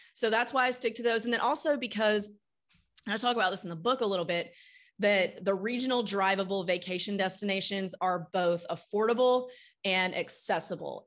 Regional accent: Starkville, Mississippi, United States; moved away as an adult; also born or lived in Austin, Texas / New York / Nashville, Tennessee; now in Tennessee, United States; I grew up in Starkville, Mississippi

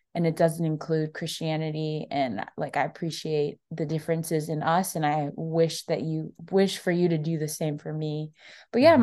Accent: South Florida, United States; now in Nashville, United States; I'm from Florida

